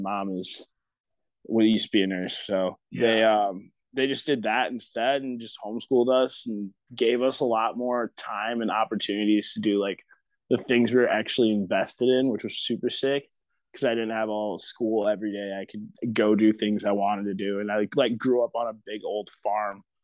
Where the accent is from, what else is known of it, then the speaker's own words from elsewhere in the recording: Otsego, Michigan, United States; also born or lived in Detroit, Michigan / Portage, Michigan; I grew up in like a little like hick town, kind of. It was called Otsego